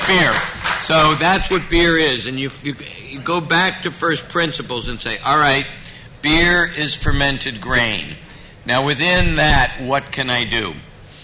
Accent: United States; this is America

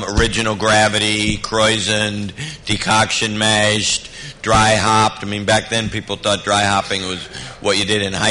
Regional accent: United States; this is America

